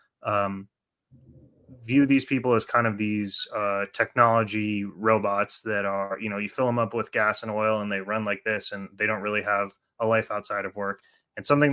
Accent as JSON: {"language": "English", "town": "Oakland", "region": "California", "country": "United States", "said": "I'm from Oakland"}